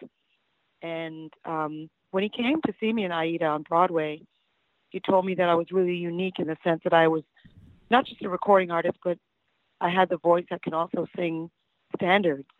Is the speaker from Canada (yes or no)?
yes; Toronto, Ontario, Canada; growing up in Toronto